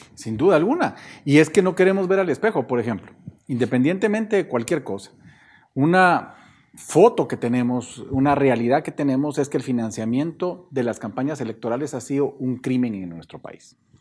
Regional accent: Guatemala

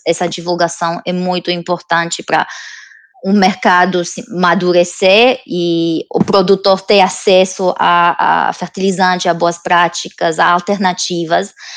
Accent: Romania; Portuguese is a second language; moved away as an adult; now in London, United Kingdom; Eu não sou da, da Inglaterra, né? Eu sou da Romênia, que é país do leste europeu

